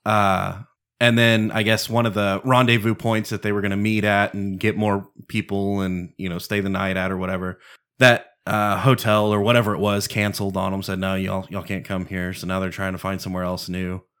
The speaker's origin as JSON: {"language": "English", "region": "Texas", "country": "United States", "said": "Texan first, I'm an American second"}